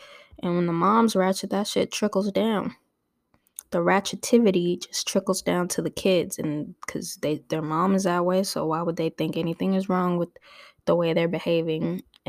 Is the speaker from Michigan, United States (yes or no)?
no; Torrance, California, United States; I grew up in Torrance amongst the whites and the Asians. I was not used to being around black folks other than my family. There was barely any of us there in Torrance at the schools.